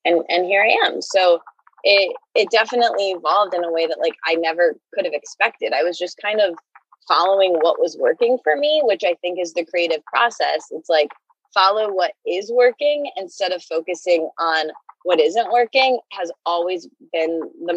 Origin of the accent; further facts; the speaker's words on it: Midwest, United States; I grew up in the Midwest with this family that like never really talks about anything